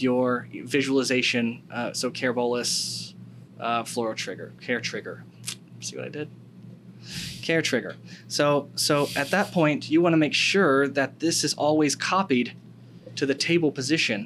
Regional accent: United States; I'm an American

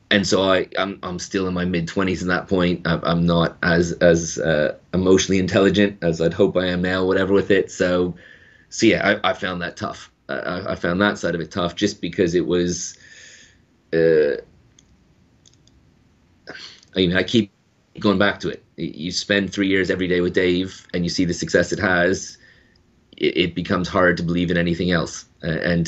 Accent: Canada; moved away as an adult; now in United Kingdom; I'm Canadian.

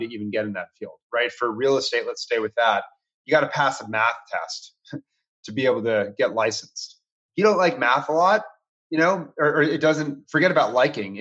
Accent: Washington, District of Columbia, United States; I grew up in Washington, D.C.

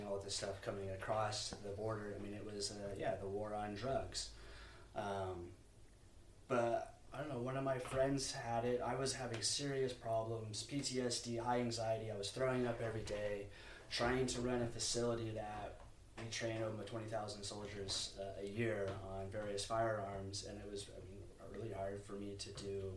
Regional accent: Trinity County, Northern California, United States; I'm from the United States. I was born in California, in a place, Trinity County, which is Northern California

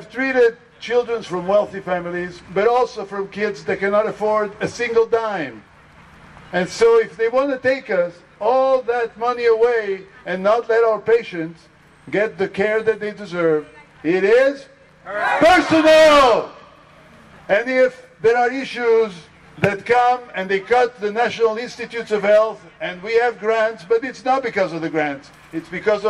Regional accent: Israel; And I married a wonderful lady from Iran, and I am from Israel and work there

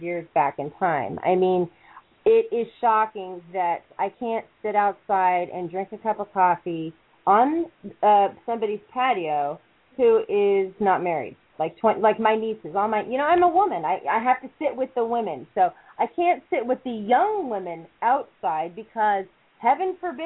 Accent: United States; moved away as an adult; now in Middle East; I'm an American who's living in the Middle East

